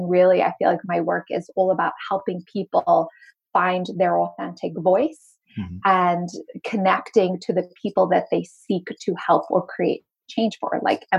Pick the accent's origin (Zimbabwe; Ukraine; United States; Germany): Zimbabwe; also born or lived in Cape Town, South Africa; if you hear a little bit of an accent come in and out, it's because I am originally from Zimbabwe and I went to school in Cape Town, South Africa. I sound mainly American these days